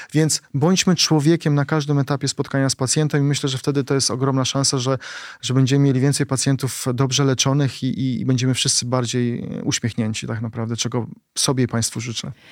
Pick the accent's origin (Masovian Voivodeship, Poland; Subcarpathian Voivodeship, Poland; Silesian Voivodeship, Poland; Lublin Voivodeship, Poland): Masovian Voivodeship, Poland; Płock; moved away; wracam do mojego rodzinnego Płocka i spotykam moich kolegów, e, gdzie się wychowaliśmy na bloku, blokowisku